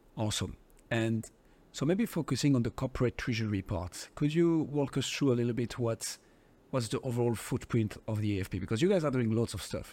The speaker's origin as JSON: {"language": "English", "country": "France", "accent": "French", "second_language": "English", "said": "my French accent"}